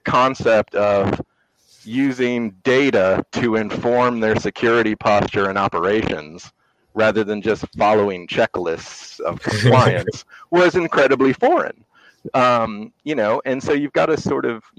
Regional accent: Northern Virginia, United States; also born or lived in England; I grew up in Northern Virginia. I'm a rare Northern Virginia native

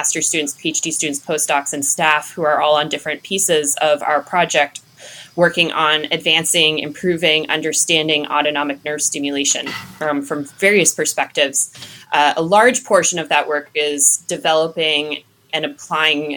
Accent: Nova Scotia, Canada; moved away as an adult; now in Durham, United States; I'm actually from Nova Scotia. Haven't been there in a little while now, but still home

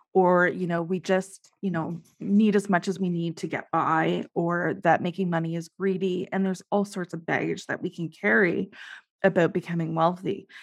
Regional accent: Canada; I am Canadian

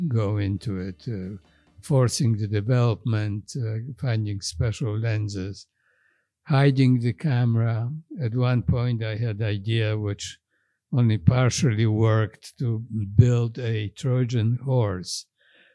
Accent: Poland; moved away as an adult; now in New York, United States; I came from Poland

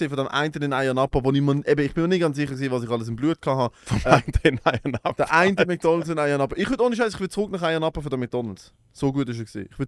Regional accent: Switzerland; Ich bin aus der Schweiz.

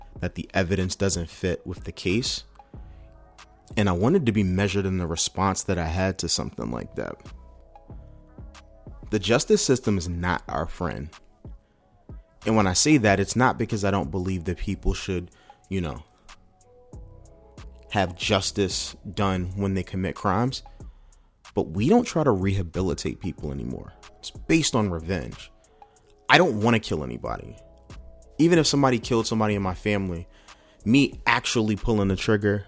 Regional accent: Oxon Hill, Maryland, United States; As a resident of the DMV, DC, I grew up in Oxon Hill.

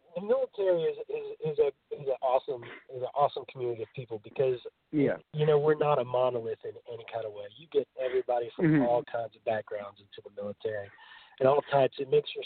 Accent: North Carolina, United States; also born or lived in Nashville; So I'm from North Carolina

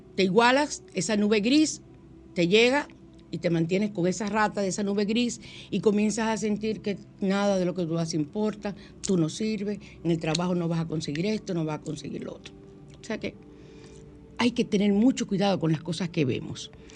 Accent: San Cristóbal, Dominican Republic; yo soy de allá de San Cristóbal también

